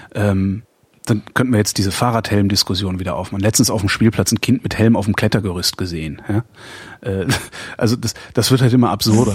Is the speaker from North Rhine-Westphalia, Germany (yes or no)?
yes; Erftstadt, North Rhine-Westphalia, Germany; von da, wo ich groß geworden bin, nämlich Erftstadt